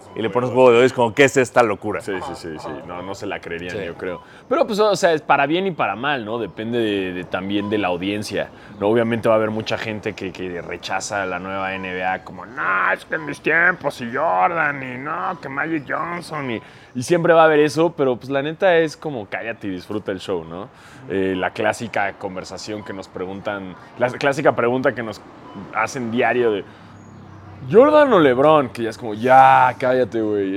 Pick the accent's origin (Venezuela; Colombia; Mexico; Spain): Mexico; soy blanco y soy mexicano